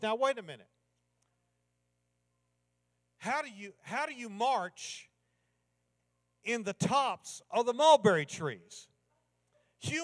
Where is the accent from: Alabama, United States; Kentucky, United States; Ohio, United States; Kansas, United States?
Kentucky, United States; I grew up in Kentucky